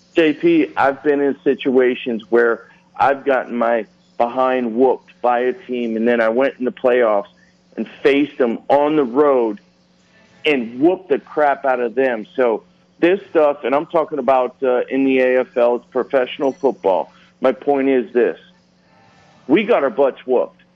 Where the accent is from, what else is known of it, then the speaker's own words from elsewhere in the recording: Reading, Pennsylvania, United States; I grew up in Reading, Pennsylvania